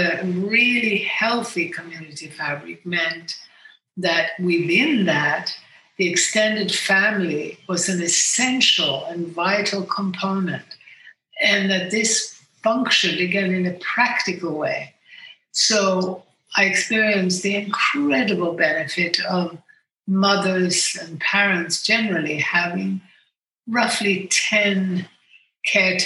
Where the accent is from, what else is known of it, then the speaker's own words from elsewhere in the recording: Sweden; moved away as an adult; also born or lived in United States; I grew up in Sweden, but I also lived in America as a young woman.